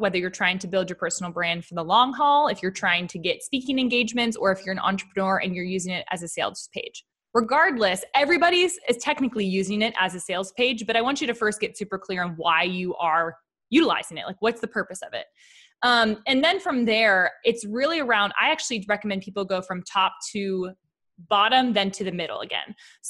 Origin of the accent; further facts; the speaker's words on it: Pittsburgh, Pennsylvania, United States; I'm originally from Pittsburgh.